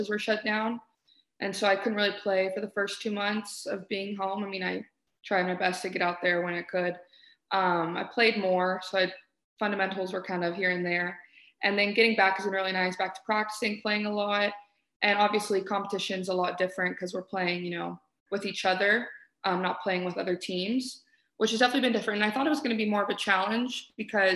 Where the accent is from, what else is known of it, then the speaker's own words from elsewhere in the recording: Houston, Texas, United States; moved away as an adult; now in Arizona, United States; I'm from Houston